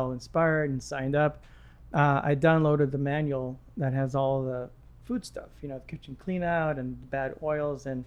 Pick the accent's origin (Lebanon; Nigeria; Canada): Lebanon; moved away; also born or lived in Egypt; I was born in Egypt, raised in Lebanon